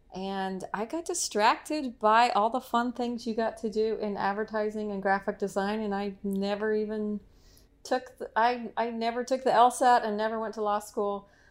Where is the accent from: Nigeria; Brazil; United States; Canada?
United States; El Paso, Texas; moved away as an adult; now in Charlotte, United States; I was born in El Paso, Texas